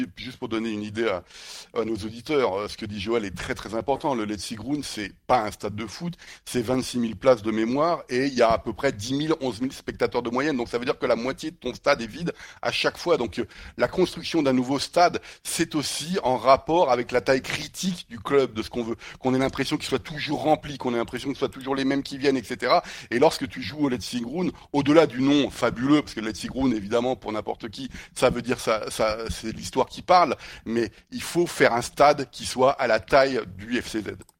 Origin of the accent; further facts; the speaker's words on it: France; en tant que Français